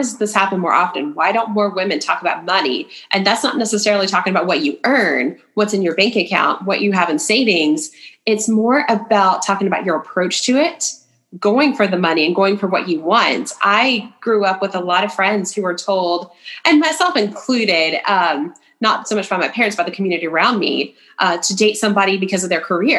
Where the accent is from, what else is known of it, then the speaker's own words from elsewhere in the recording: East Tennessee, United States; also born or lived in Bristol, Tennessee / Johnson City, Tennessee / Kingsport, Tennessee; I'm originally from East Tennessee. So I grew up in, actually lived in all three of the Tri-Cities, Bristol, Johnson City, Kingsport